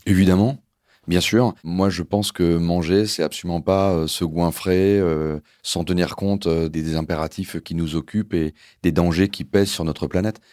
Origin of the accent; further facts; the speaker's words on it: Lyon, Auvergne-Rhône-Alpes, France; je suis né à Lyon, donc évidemment, je porte toujours un regard euh, assez particulier sur ma, ville de naissance